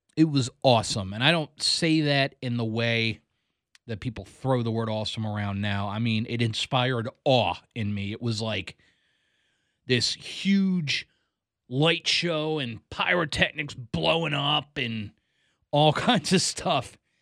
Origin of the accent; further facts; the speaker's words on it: Columbia, Maryland, United States; moved away as an adult; now in Greencastle, Pennsylvania, United States; I grew up in Columbia, Maryland. I lived there from the age of nine until the age of twenty-three.